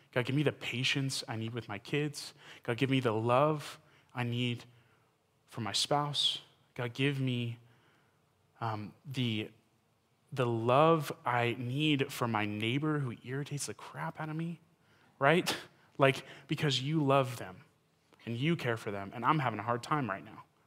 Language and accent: English; Texas, United States; I'm from Texas